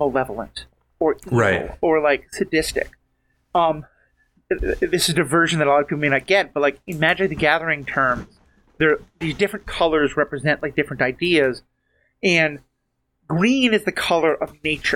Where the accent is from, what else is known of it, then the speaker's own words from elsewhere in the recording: United States; claiming myself as an American